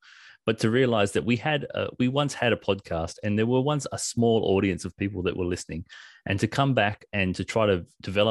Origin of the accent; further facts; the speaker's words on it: Australia; we are Australian